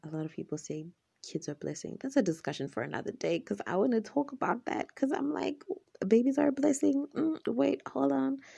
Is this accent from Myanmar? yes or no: no; Zimbabwe; I'm from Zimbabwe, in Africa.